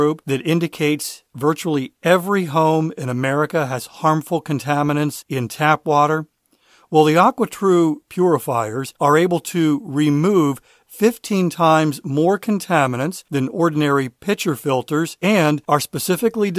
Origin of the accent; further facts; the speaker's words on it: Maryland, United States; I grew up in Maryland, not far from D.C.